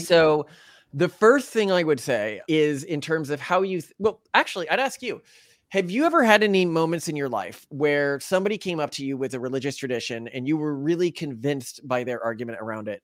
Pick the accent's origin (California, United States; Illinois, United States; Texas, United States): Texas, United States; I grew up in Texas